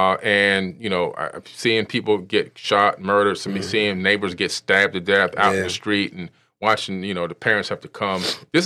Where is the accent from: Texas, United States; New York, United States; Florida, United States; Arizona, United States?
Florida, United States; Opa-locka; You know, I grew up in Opa-locka in Miami.